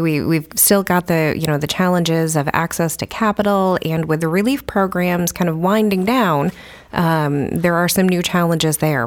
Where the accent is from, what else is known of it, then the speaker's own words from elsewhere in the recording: New York, United States; moved away as an adult; also born or lived in New Hampshire; now in Keene, United States; I am not originally from New Hampshire. I am from New York, but I came up here, went to U N H